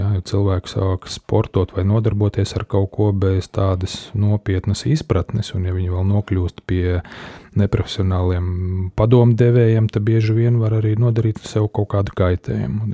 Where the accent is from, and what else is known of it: Latvia